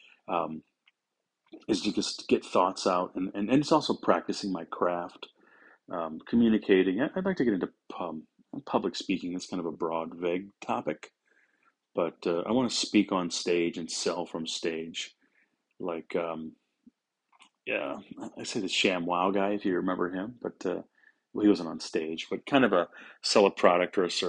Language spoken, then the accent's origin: English; St. Louis, Missouri, United States; I'm from St. Louis, Missouri. Grew up in South St. Louis.